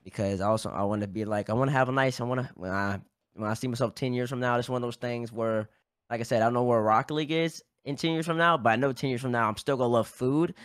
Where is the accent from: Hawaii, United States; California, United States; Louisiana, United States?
Louisiana, United States; Baton Rouge; moved away as an adult; I'm from Baton Rouge, Louisiana